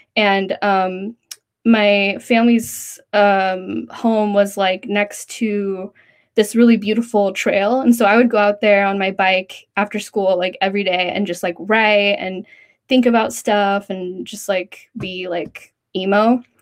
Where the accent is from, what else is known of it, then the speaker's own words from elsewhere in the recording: Central Valley, California, United States; I grew up in the Central Valley of California.